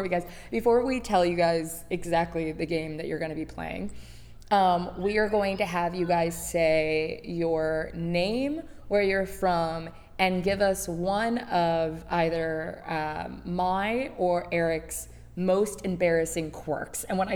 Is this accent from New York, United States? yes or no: no; Michigan, United States; I'm from Michigan.